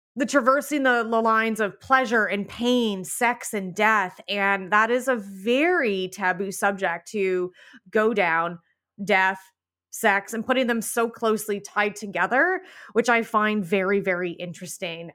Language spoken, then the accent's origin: English; Canada; I'm Canadian.